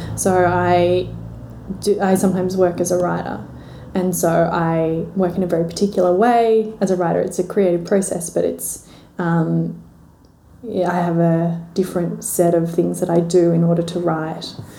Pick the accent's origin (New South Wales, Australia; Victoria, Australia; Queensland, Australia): New South Wales, Australia; Milton; I grew up in Milton down okay. the south coast, so slightly bigger than Braidwood.